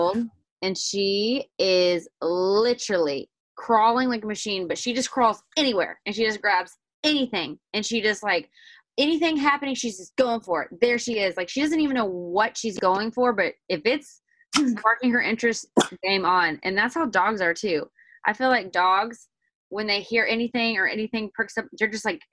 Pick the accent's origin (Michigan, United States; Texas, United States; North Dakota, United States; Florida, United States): Texas, United States; Waco